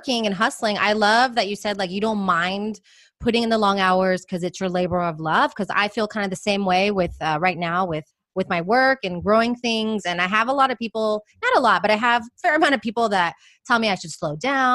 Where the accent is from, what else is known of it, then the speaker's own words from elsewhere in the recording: United States; in Europe is when I feel most American and I'm most aware of my American tendencies. I'm like, oh, I am American